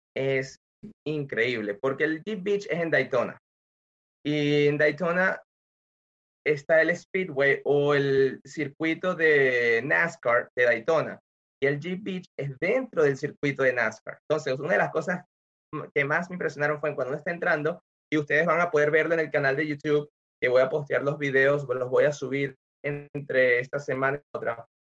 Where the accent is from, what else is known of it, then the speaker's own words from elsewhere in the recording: Venezuela; moved away as an adult; also born or lived in Nebraska, United States; now in Florida, United States; yo soy venezolano, vine a los Estados Unidos hace unos 16 años